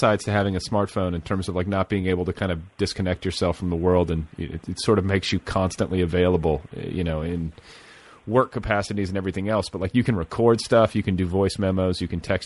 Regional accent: Midwest, United States; moved away; I grew up in the Midwest

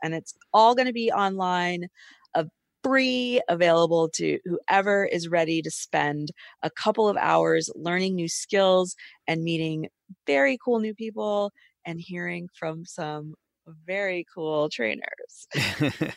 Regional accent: Atlanta, Georgia, United States; I'm from Atlanta

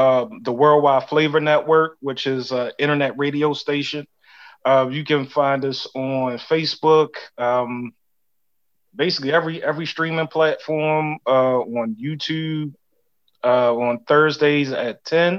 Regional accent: Baltimore, Maryland, United States; I'm from West Baltimore

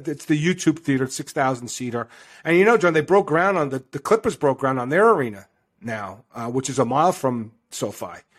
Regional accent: New York, United States; i don't know what the east side would be because I'm from New York

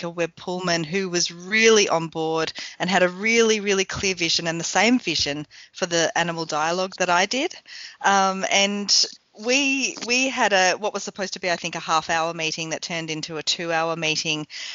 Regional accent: Lakes Entrance, Victoria, Australia; moved away as an adult; also born or lived in Sale, Australia / Queensland, Australia; now in New Zealand; when I was growing up in Lake Sentrance, in Gippsland, in Sale.

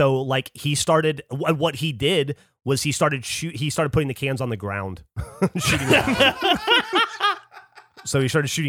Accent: Alabama, United States; also born or lived in Louisiana / Florida; You know, I grew up in Alabama a lot. Well, mm-hmm. Most Louisiana, Alabama, Florida, so deep south.

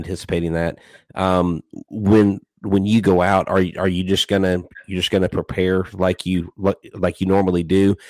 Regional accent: Melbourne, Florida, United States; I'm actually from Melbourne, Florida. The Central Atlantic Coast

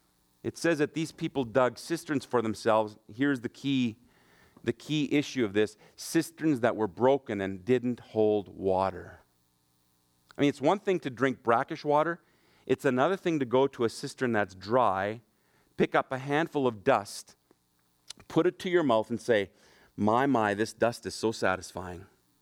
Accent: Germany; also born or lived in Brandon, Manitoba; I grew up in Germany. Mom and dad are missionaries there. But when we were on furlough, we used to live in just outside of Brandon, Manitoba.

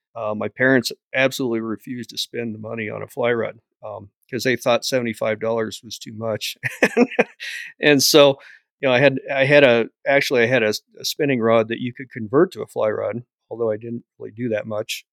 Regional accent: Bailey, Colorado, United States; Bailey, Colorado is my hometown.

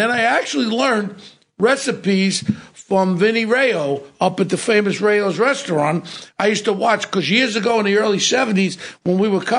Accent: New York City, New York, United States; I come from Ozone Park.

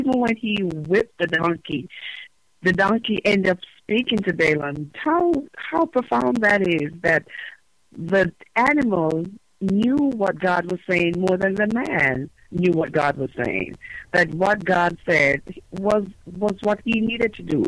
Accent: Jamaica; moved away as an adult; now in United States; I am Jamaican by birth and nationality.

